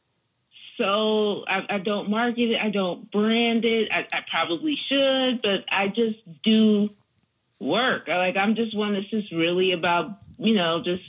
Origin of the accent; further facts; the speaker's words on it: Philadelphia, Pennsylvania, United States; I'm a Philly born and raised, not West Philadelphia